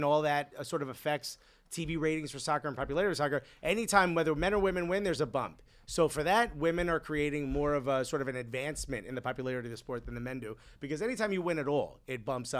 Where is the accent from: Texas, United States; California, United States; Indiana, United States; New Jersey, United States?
New Jersey, United States; Newark; Yeah, I grew up in Newark. Like, it's everybody. I'm Cuban, but there were not that many other Cubans.